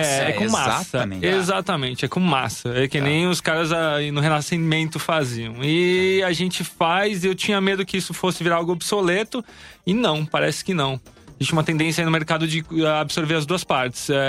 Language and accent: Portuguese; Brazil; Não, sou do Brasil.